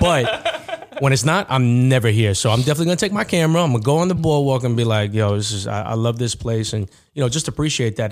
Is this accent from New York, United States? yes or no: yes; Uniondale, New York, United States; I'm from Uniondale, too